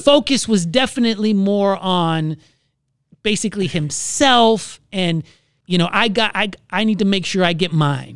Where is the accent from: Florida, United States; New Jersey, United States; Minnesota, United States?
Florida, United States; moved away; I'm from Florida